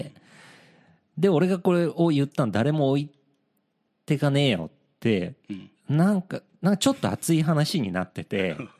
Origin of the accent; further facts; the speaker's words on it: Yokohama, Kanagawa, Japan; 地元横浜で